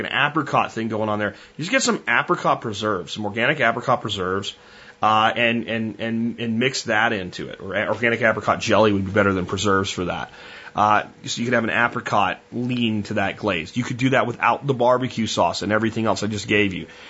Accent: Texas, United States; We're from Texas.

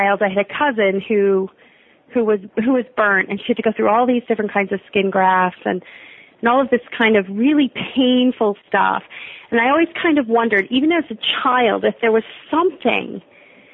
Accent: United States; we're American

